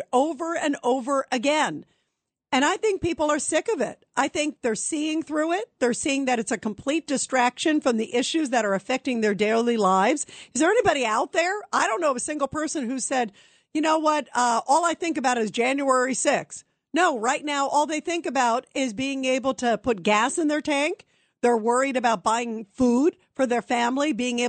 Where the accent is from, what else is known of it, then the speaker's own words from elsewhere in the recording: United States; as an American